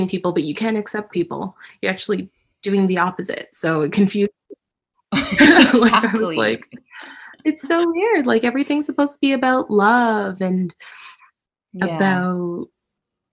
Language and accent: English; Toronto, Ontario, Canada; I'm in Canada. I was born and raised in Toronto, Ontario, Canada